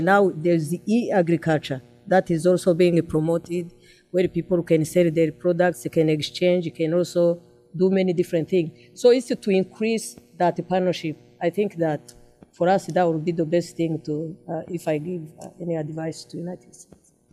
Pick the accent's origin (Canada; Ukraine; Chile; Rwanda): Rwanda; Umuganda that has helped our country to be rebuilt